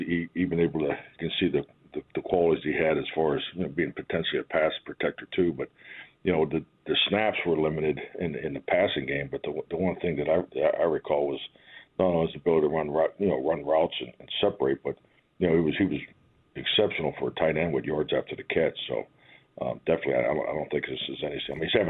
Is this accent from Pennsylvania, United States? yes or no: yes; Pittsburgh, Pennsylvania, United States; moved away; just being a kid growing up in Pittsburgh.